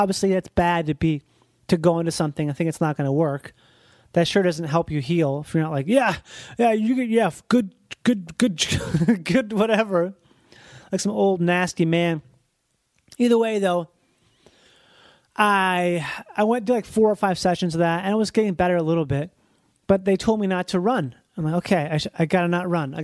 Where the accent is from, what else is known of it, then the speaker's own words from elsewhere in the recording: Rochester, Minnesota, United States; I grew up in Rochester, Minnesota